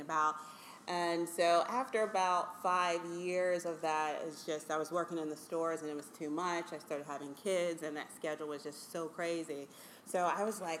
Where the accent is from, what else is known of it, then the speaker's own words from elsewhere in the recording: Pittsburgh, Pennsylvania, United States; also born or lived in Maryland; now in Harrisburg, United States; I'm born and raised in Pittsburgh, Pennsylvania, and my parents are immigrants from Ghana